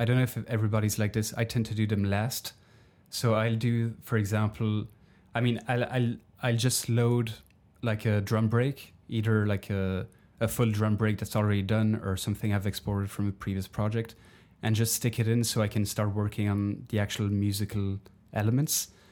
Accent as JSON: {"language": "English", "country": "Belgium", "moved": "yes", "said": "my home country of Belgium"}